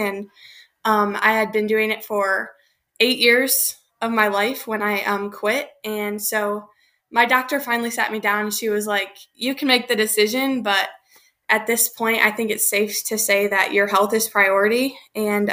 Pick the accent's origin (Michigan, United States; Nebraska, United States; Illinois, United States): Michigan, United States; I'm from Michigan